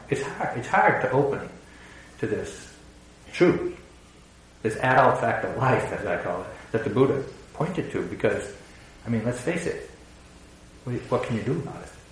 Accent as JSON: {"language": "English", "region": "New England", "country": "United States", "tie": "born or raised there", "said": "growing up in New England"}